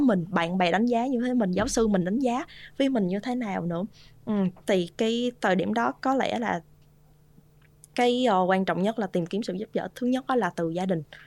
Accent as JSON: {"language": "Vietnamese", "country": "Vietnam", "moved": "yes", "said": "có một mình mình người Việt Nam trong cái khóa học"}